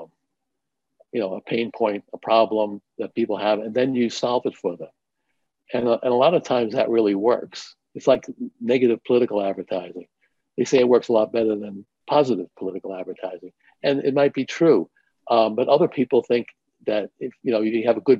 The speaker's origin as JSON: {"language": "English", "town": "New York City", "region": "New York", "country": "United States", "tie": "born or raised there", "said": "I grew up in New York City in Manhattan"}